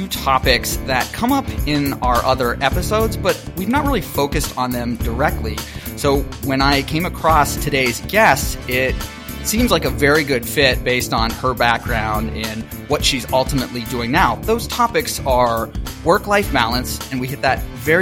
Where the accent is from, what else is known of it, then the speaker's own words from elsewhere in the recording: Pittsburgh, Pennsylvania, United States; moved away; I am from Pittsburgh